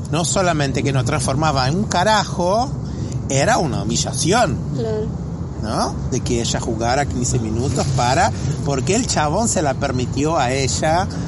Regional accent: Brazil; a nosotros, a los brasileños nos pasa muchas veces en Estados Unidos cuando se va a completar una ficha en un hotel que está así, hispano. Nosotros no somos hispanos.

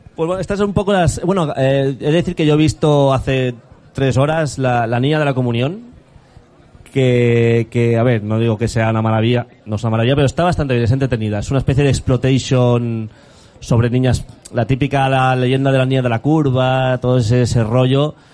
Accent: Region of Murcia, Spain; Soy murciano

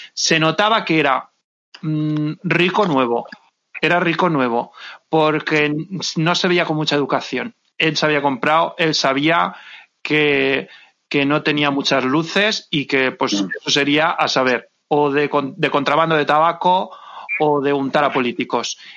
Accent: Valencian Community, Spain; yo no soy madrileña, yo soy valenciana

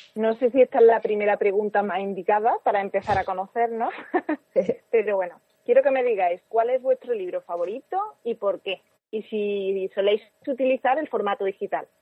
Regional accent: Córdoba, Andalusia, Spain; soy de Córdoba

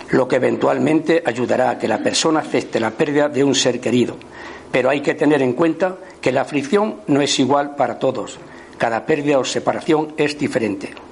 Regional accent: Andalusia, Spain; Por mi tierra, yo soy de Andalucía, aunque no se me note

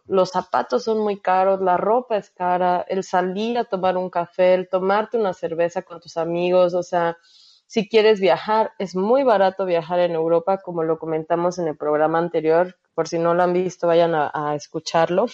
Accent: Mexico; moved away as an adult; como mexicana

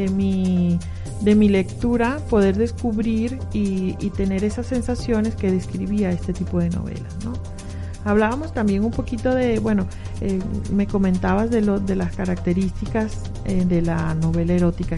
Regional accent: Venezuela; moved away as an adult; also born or lived in Mexico City, Mexico / León, Guanajuato, Mexico; now in Mexico

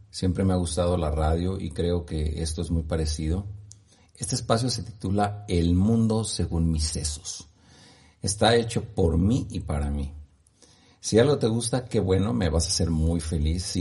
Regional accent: Guanajuato, Mexico; born there; also born or lived in Morelia / Uruapan / San Diego / Orlando; now in Ciudad Guzmán, Mexico; Nací en Guanajuato, viví en Morelia, viví en Uruapan, regresé a Morelia, de nuevo estuve en Uruapan, fui a San Diego, California, viví en Orlando, Florida, en Puerto Rico, en Uruapan, en Chicago

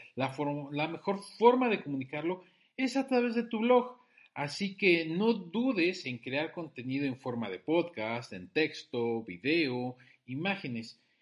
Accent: Mexico; Soy un emprendedor mexicano

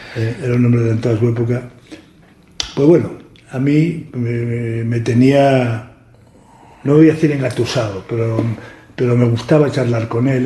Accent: Candás, Asturias, Spain; moved away as an adult; also born or lived in Madrid / Gijón; Yo soy de Candás

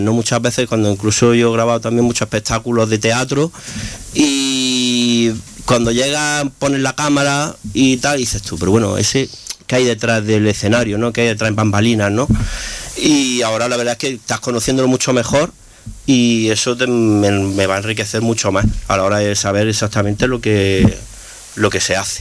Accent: Granada, Andalusia, Spain; Yo soy de aquí, de Granada

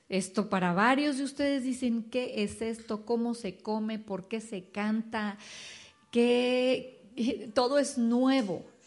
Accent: Mexico City, Mexico; moved away as an adult; now in Dallas, United States; nacimos en la Ciudad de México, ahí crecimos, ahí nos conocimos

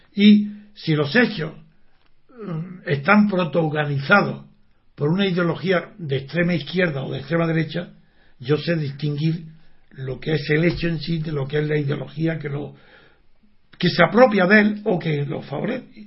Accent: Spain; soy europeo, porque tengo conciencia de que pertenezco a España

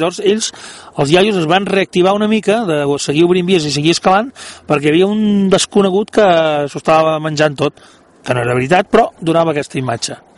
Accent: Ullastrell, Catalonia, Spain; del meu poble, Ullastrell

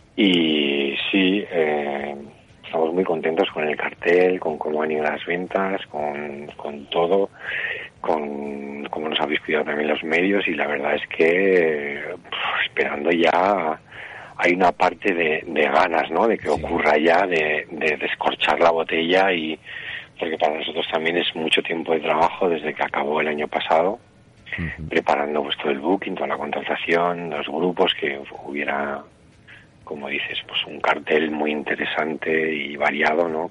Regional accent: Aragon, Spain; el 100% de la organización somos de aquí, más del 50% de los trabajadores somos de Mozota

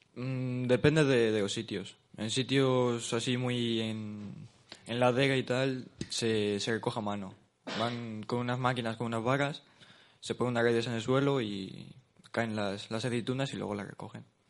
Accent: Villarino de los Aires, Castile and León, Spain; en mi pueblo, en Villarino de los Aires

